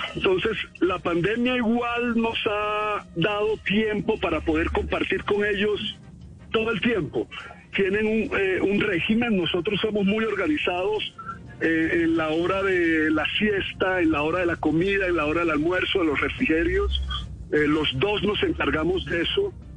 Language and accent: Spanish; Santa Marta, Magdalena, Colombia; yo fui criado en Santa Marta